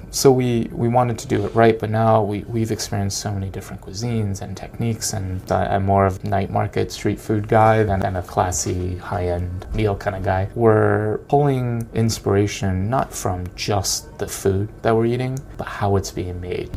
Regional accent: Connecticut, United States; I'm growing up in Connecticut.

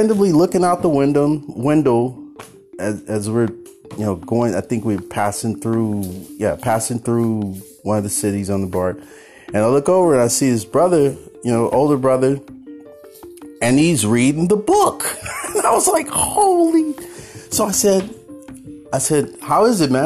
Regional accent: Oakland, California, United States; while I was growing up in Oakland in the Bay Area

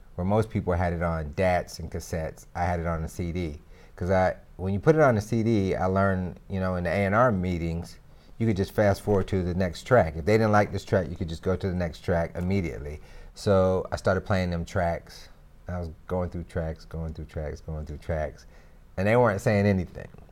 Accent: Greensboro, North Carolina, United States; I'm from Greensboro, North Carolina

